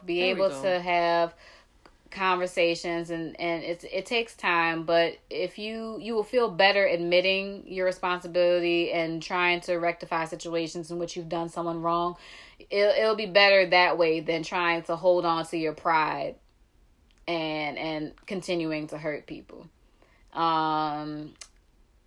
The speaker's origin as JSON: {"language": "English", "town": "New Orleans", "region": "Louisiana", "country": "United States"}